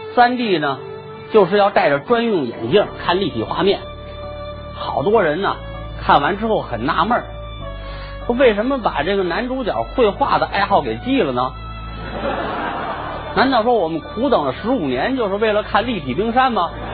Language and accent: Chinese; Beijing, China; 这是咱们北京人的传统